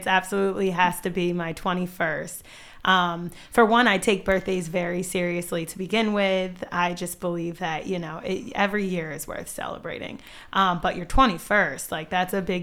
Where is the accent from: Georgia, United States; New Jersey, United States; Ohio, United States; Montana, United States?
New Jersey, United States; moved away as an adult; also born or lived in West Chester, Pennsylvania; now in Bridgeport, United States; I am originally from South Jersey, but I went to college in Westchester, Pennsylvania, and then I moved to PA